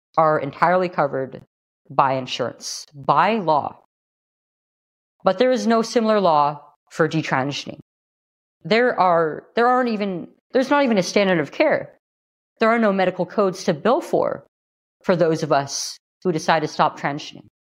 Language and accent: English; California, United States; here in California, my home state